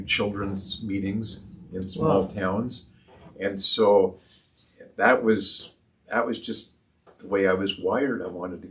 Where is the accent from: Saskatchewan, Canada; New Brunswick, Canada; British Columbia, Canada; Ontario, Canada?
Ontario, Canada; Toronto; now in Peterborough, Canada; I was born and raised here in Peterborough. My dad got transferred to Toronto when I was 6 years old, and so we moved to Leaside area in Toronto